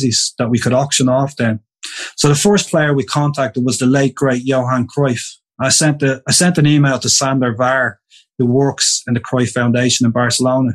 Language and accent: English; Dublin, Leinster, Ireland; I'm from Dublin. I'm Irish